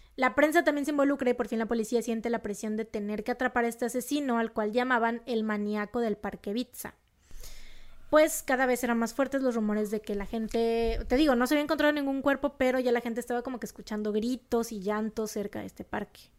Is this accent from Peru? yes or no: no; Monterrey, Nuevo León, Mexico; accent: regio; se me sale el acento regio